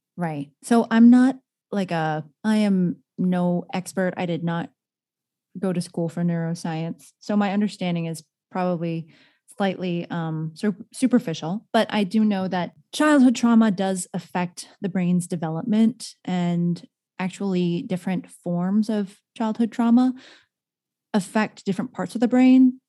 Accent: San Jose, California, United States; a young Asian woman growing up in San Jose, California

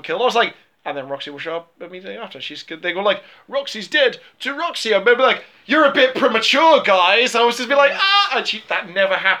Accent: England, United Kingdom; I'm an English middle-class white man

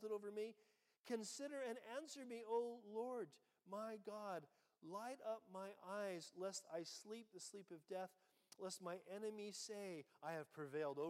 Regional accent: United States; I'm American

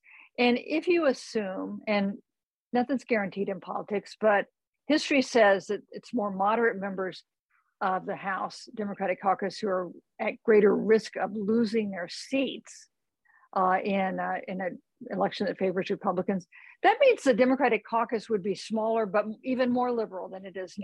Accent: Kansas, United States; moved away; my home state of Kansas

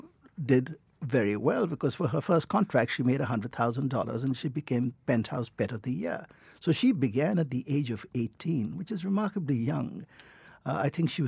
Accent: Northern Ireland, United Kingdom; I was born in Northern Ireland.

